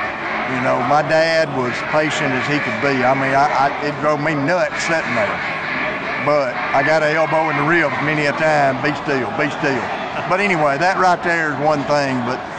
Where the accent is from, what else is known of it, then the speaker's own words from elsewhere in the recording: Livingston, Alabama, United States; But I'm from Livingston, Alabama. I've been turkey hunting since I was 10 years, well, I went with my dad the first time when I was 4.